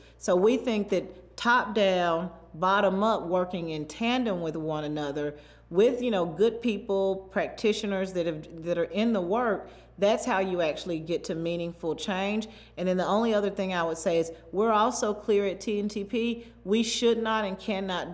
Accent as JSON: {"language": "English", "area": "Mississippi Delta", "region": "rural Arkansas", "country": "United States", "tie": "born or raised there", "moved": "yes", "said": "I grew up in the Delta, in the Deep South, the Mississippi Delta in rural Arkansas"}